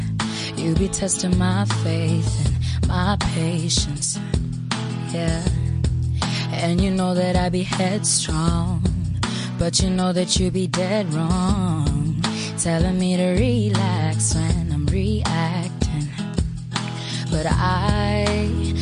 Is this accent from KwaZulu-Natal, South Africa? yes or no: yes; Durban, KwaZulu-Natal, South Africa; now in Johannesburg, South Africa; I was born in Durban